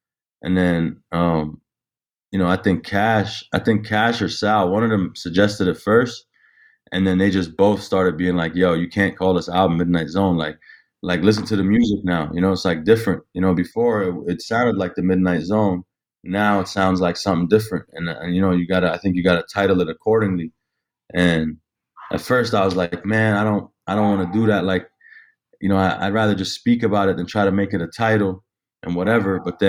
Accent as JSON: {"language": "English", "town": "Jenin", "region": "West Bank", "country": "Palestine", "said": "I'm Palestinian. So I'm Palestinian from Jenin. My pops is from Jenin and my mom's from Nablus."}